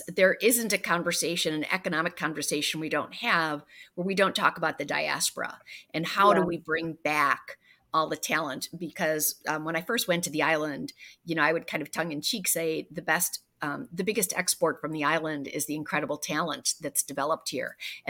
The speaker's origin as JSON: {"language": "English", "region": "Wisconsin", "country": "United States", "said": "So, you know, I came from Wisconsin, and people who are raised in Wisconsin don't necessarily, when they leave to take a job somewhere else, they don't necessarily say, I'm only taking this for the time being because my goal is to go back to Wisconsin."}